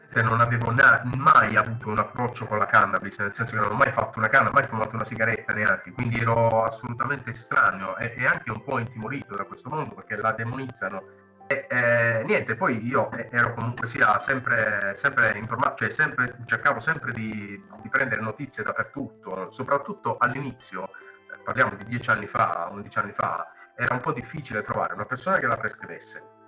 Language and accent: Italian; Mola di Bari, Apulia, Italy; io sono di Mola, eh, qui a Monopoli, qui vicino